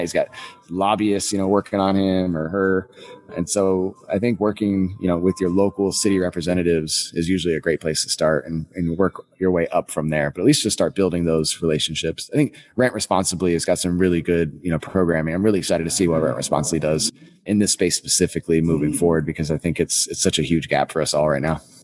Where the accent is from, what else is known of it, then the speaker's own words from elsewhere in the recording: Napa, California, United States; moved away as an adult; also born or lived in San Francisco; now in Milwaukee, United States; I grew up in near Napa.